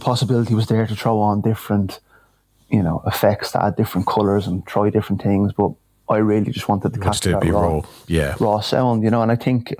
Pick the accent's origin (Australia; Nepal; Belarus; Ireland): Ireland; Dublin, Leinster; moved away as an adult; now in Castleblayney, Ireland; I'm originally from Dublin